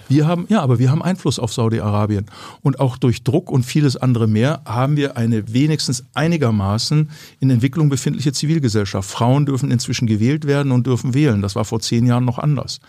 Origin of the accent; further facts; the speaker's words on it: Ellwangen, Baden-Württemberg, Germany; aus meiner Heimat, wo ich aufgewachsen bin